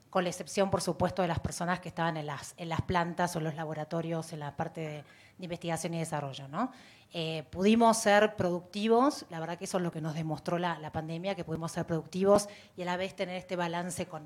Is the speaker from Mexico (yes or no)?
yes; Mexico; Yo soy mexicana, más concreta.